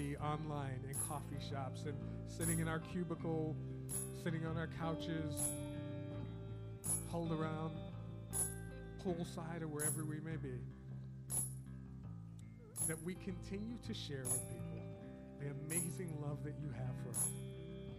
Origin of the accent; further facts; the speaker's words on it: New York, United States; I'm from New York